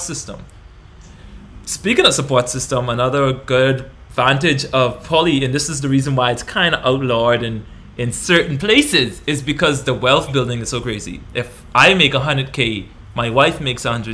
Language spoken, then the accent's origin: English; Bahamas; moved away; the country that we grew up in the Bahamas